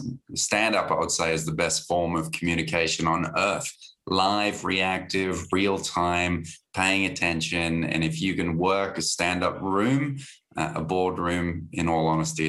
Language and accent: English; Australia; now in Hong Kong; I'm Australian too